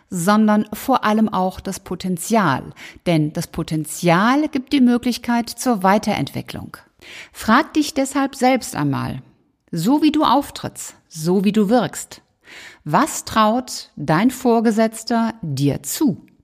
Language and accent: German; Rhineland, Germany; 11 natürlich meine Zahl als Rheinländerin.